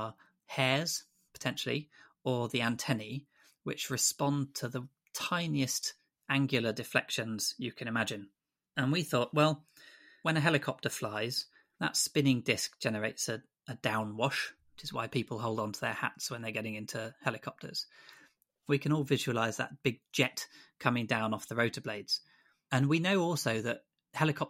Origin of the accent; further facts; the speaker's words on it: Grantham, East Midlands, United Kingdom; moved away as an adult; also born or lived in Exeter; When I was young, I grew up in Grantham in Lincolnshire